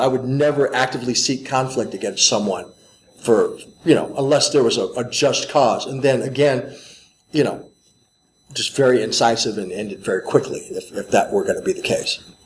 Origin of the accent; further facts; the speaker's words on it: St. Louis, Missouri, United States; I grew up in St. Louis, Missouri